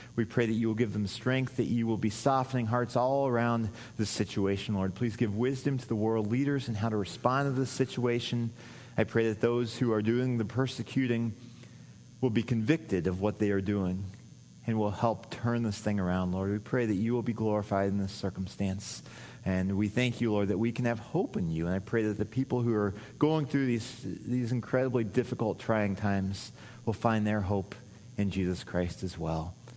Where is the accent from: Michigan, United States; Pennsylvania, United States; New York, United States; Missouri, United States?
Missouri, United States; moved away; I grew up in Missouri